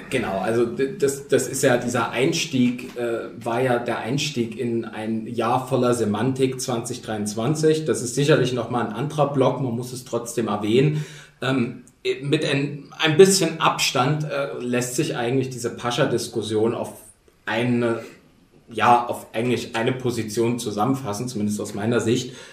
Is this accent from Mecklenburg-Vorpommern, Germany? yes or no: no; Dresden, Saxony, Germany; now in Berlin, Germany; ich tatsächlich definiere mich auch eher als Sachse, identifiziere mich mit Sachsen. Wichtig. Und vor allen Dingen Dresdner, also das Gegenteil von Leipzig